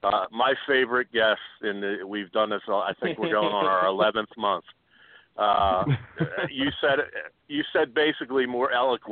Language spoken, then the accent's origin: English; Philadelphia, Pennsylvania, United States; I'm from Philadelphia, obviously a Sixers fan.